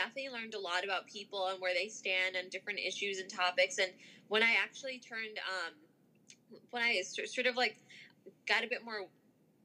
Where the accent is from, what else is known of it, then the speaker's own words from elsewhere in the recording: Chicago, Illinois, United States; also born or lived in Skokie; I am a Skokie and Chicago native, was born and raised in Chicago, went to school in Chicago, and currently live here.